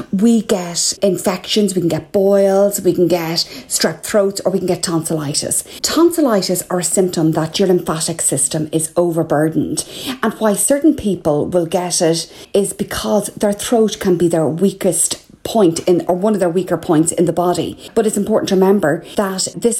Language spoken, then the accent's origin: English; Ireland; I'm …